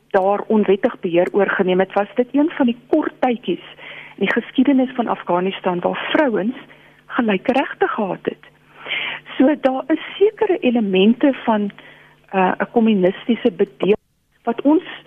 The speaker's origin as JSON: {"language": "Afrikaans", "country": "South Africa", "said": "ons as Suid-Afrikaners"}